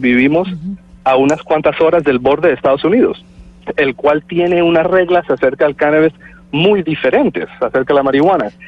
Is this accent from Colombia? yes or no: yes; Colombia; now in Canada; soy colombiano, nacido en Colombia, vivo en Canadá hace ah, muchísimos